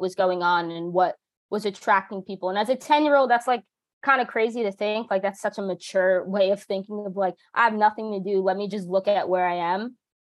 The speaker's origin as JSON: {"language": "English", "region": "New Jersey", "country": "United States", "tie": "born or raised there", "said": "I grew up as a kid um, I grew up in New Jersey"}